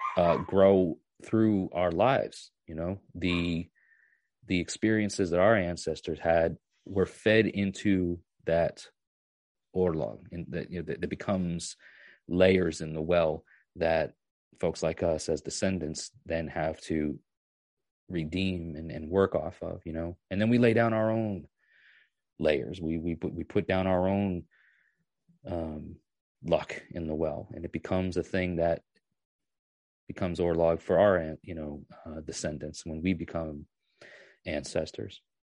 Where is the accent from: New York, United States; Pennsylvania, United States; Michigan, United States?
New York, United States; moved away as an adult; now in Tennessee, United States; I used to work on a farm three, four, three or four days a week, um, when I was about ten or eleven years old, all the way up until I was like twenty-one or so when I moved from New York to, to, to Tennessee